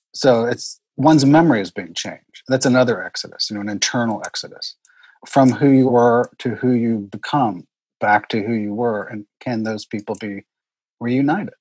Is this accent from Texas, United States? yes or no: yes; Houston, Texas, United States; also born or lived in Oklahoma; I grew up in Houston in a neighborhood called Meyerland which is the historic Jewish neighborhood of Houston.